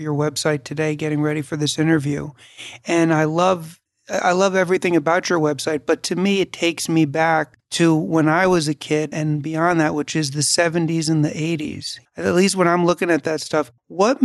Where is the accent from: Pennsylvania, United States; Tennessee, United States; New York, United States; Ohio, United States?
New York, United States; New York City; I was born and raised in New York City